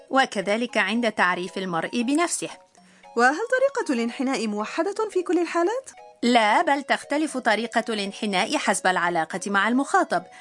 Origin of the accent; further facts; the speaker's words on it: Jordan; أنا من الأردن لذا أقول يوردان كيماستا